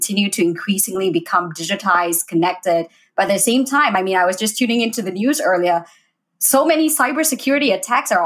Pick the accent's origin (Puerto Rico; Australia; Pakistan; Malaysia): Malaysia; now in United States; I'm from Malaysia